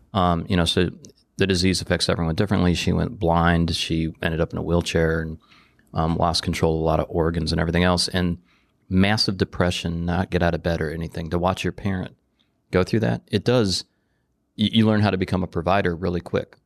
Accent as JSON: {"language": "English", "town": "Detroit", "region": "Michigan", "country": "United States", "tie": "born or raised there", "said": "Growing up in Detroit"}